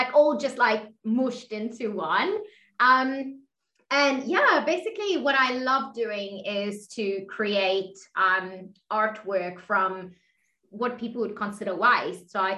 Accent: South Africa; also born or lived in Middle East; now in Australia; Yeah, so as Jonathan was saying, like … I'm originally from South Africa, and I've kind of lived all over the world. I spent quite a few years in the Middle East as well as in Australia, where I'm currently.

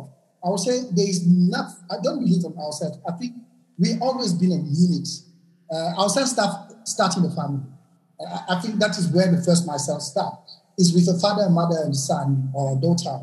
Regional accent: Gabon; I'm from Gabon

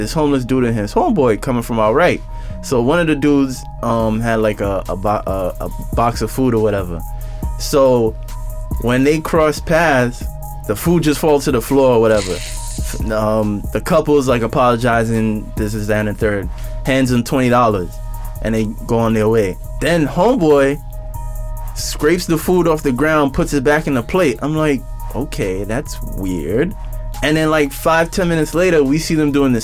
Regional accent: New York City, New York, United States; I've always been a Brooklynite for most of my life

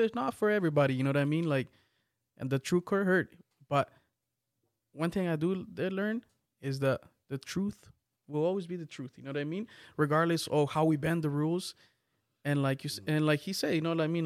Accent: Guatemala; I'm from Guatemala.

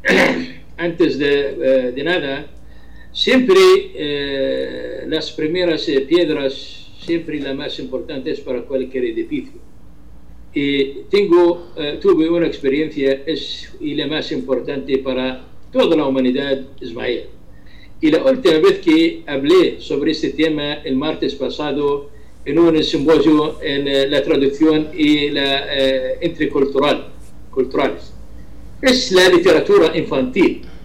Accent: Ramtha, Irbid Governorate, Jordan; Spanish is a second language; desde Jordania, desde la frontera azul entre Jordania y Siria, es mi ciudad, se llama Arranza.

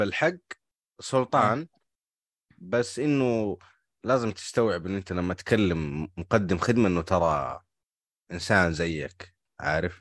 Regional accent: Hejaz, Saudi Arabia; عندنا في الحجاز

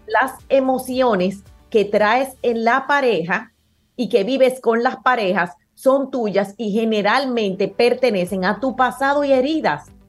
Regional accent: Dominican Republic; nosotros que somos los dominicanos

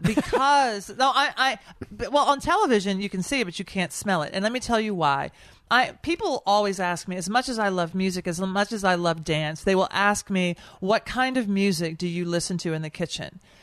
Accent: Nashville, Tennessee, United States; also born or lived in New York; now in Washington, D.C., United States; I am from Nashville. I live in Washington, D C, and I work in New York.

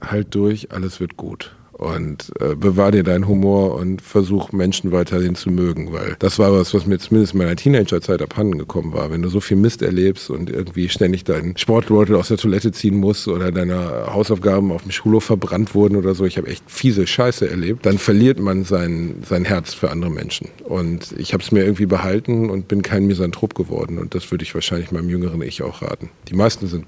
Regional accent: Gelsenkirchen, North Rhine-Westphalia, Germany; moved away as an adult; also born or lived in Dortmund / Osnabrück; Und ich bin dort halt aufgewachsen, mit 18 weggegangen

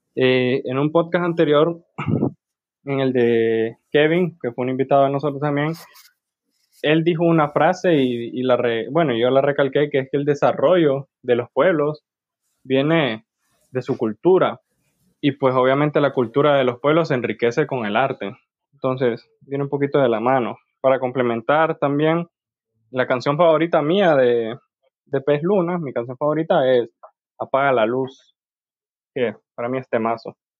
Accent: Honduras; nosotros como pueblo hondureño

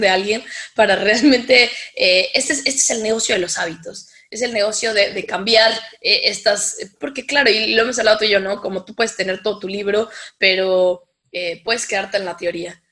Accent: Mexico; soy de México

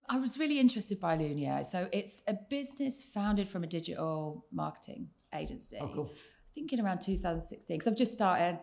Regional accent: Oxfordshire, South East England, United Kingdom; now in Manchester, United Kingdom; I grew up in the south of England in a small village um, not far from Oxford, so in Oxfordshire

